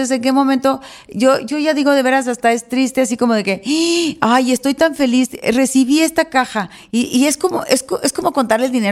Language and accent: Spanish; Monterrey, Nuevo León, Mexico; aunque no lo creas, yo soy regia y soy administrada, no coda, porque se